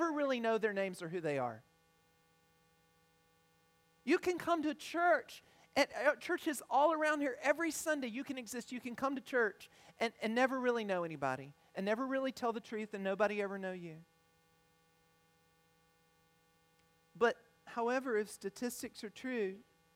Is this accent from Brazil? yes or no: no; United States; also born or lived in Ethiopia; I consider it a privilege to grow up in the United States